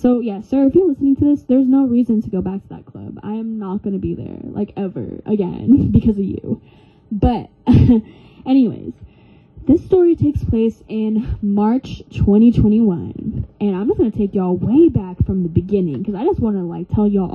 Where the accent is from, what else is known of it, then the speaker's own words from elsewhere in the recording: California, United States; also born or lived in Oregon; I am from California, but I am barely in California.